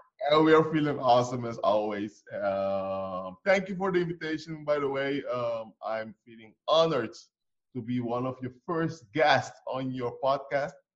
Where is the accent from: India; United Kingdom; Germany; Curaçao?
Curaçao; moved away; we come from Curacao. Curacao is, by the way, it's small, tiny island in the Caribbean